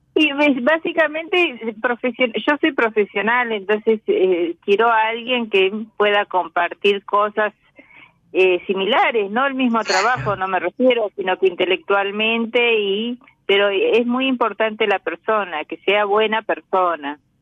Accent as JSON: {"language": "Spanish", "region": "Santiago del Estero", "country": "Argentina", "tie": "born or raised there", "moved": "yes", "lives_now": "Buenos Aires, Argentina", "said": "nací en Santiago del Estero, pero vivo en Cava hace muchos años ya."}